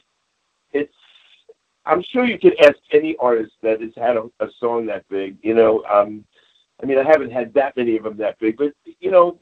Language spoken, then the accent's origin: English; Bayonne, New Jersey, United States; I'm from New Jersey